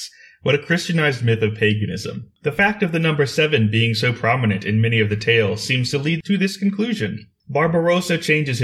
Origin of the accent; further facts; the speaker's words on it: United States; I grew up in the United States